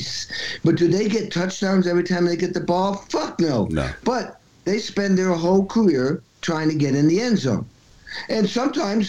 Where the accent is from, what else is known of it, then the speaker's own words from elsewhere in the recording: Western Massachusetts, United States; I grew up in Western Massachusetts.